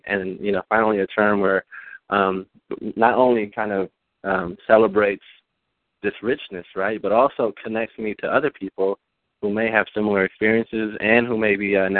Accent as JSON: {"language": "English", "town": "Los Angeles", "region": "California", "country": "United States", "tie": "born or raised there", "first_language": "Spanish", "second_language": "English", "said": "I was born and raised in South L.A. And so, you know, in my community, I grew up in a community that was, at the time, you know, African-American and Latino, but today it's over, I think, 98% Latino."}